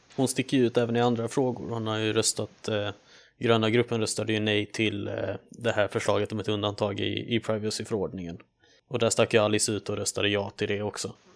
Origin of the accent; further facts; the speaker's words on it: Sweden; vi är ju ändå svenskar